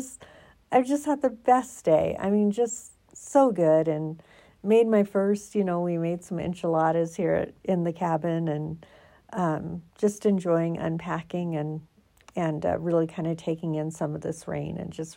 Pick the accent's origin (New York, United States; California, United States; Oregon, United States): Oregon, United States; moved away as an adult; now in Colorado, United States; I'm from Oregon